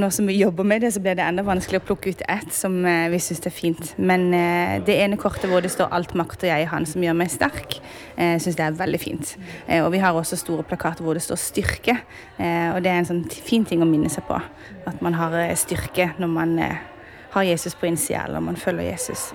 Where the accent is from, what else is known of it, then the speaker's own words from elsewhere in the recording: Sørlandet, Southern Norway, Norway; Og så kommer vi fra Sørlandet